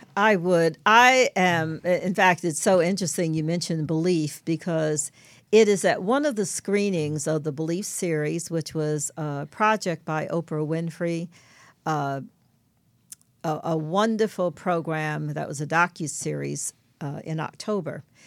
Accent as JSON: {"language": "English", "town": "New York City", "region": "New York", "country": "United States", "tie": "born or raised there", "said": "I grew up in Brooklyn, New York"}